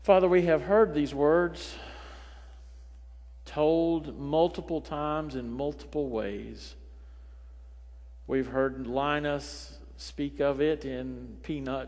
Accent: Richlands, United States; my hometown of Richlands. It's a one little motel place.

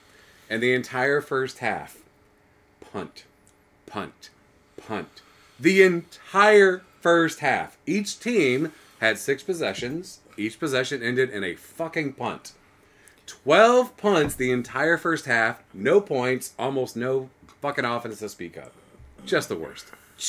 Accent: San Antonio, Texas, United States; I grew up in San Antonio

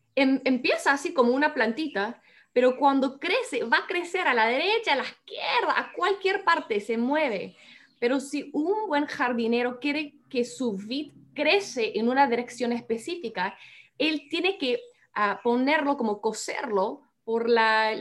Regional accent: United States; Spanish is a second language; moved away as an adult; now in Peru; los dos somos ah, de los Estados Unidos

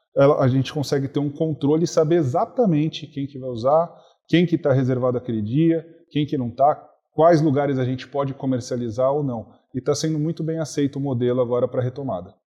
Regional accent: Brazil; eu, que sou brasileiro

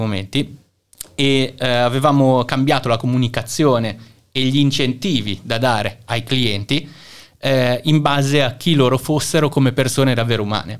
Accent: Milan, Lombardy, Italy; moved away as an adult; also born or lived in Singapore / Shanghai / Budapest; now in Kraków, Poland; io sono di Milano in Italia

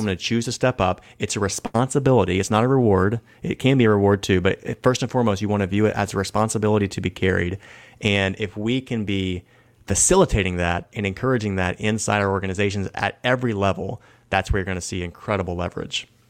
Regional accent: the South, United States; I'm from the South

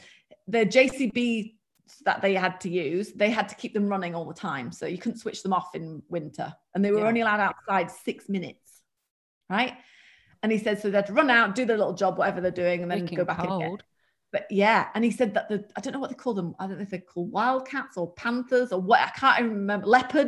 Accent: United Kingdom; accent: British; And one being English, which Americans just think the accent's just hilarious. And not that I have an accent, but I've got, I suppose, a British accent, but it's not very strong British.

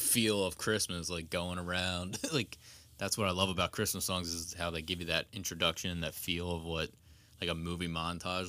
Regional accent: Pennsylvania, United States; we're from Pennsylvania

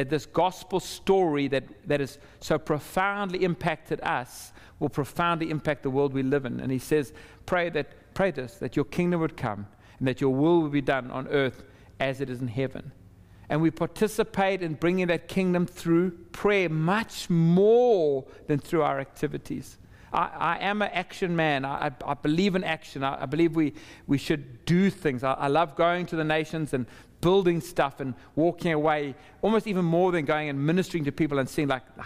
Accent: South Africa; also born or lived in Zimbabwe; for the vast majority of my life growing up, and while I was at school, that was a system that was in place. And it had profoundly suppressed the majority of people in our country

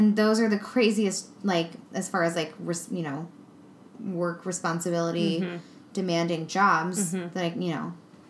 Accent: Denver, Colorado, United States; now in Seattle, United States; Aw, my old hometown.

